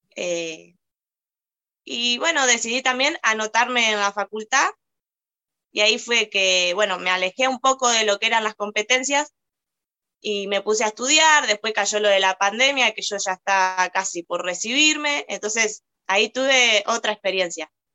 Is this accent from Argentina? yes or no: yes; Argentina; also born or lived in Moreno, Buenos Aires Province; Yo soy argentina, eh, vivo acá en Moreno, estoy radicada en Moreno, en la provincia de Buenos Aires